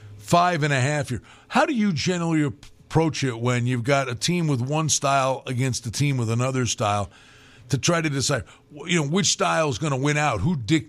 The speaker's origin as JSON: {"language": "English", "town": "Wilkes-Barre", "region": "Pennsylvania", "country": "United States", "moved": "yes", "said": "I'm originally from Wilkes-Barre, northeastern Pennsylvania. Grew up a big Penn State fan."}